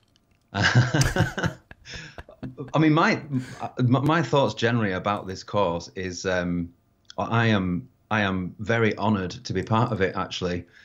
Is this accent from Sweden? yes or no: no; United Kingdom; being British